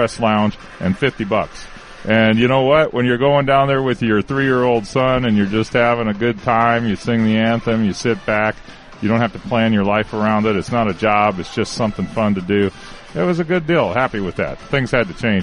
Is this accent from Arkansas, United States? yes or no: no; Washington, United States; moved away; also born or lived in Chicago; I grew up in Washington State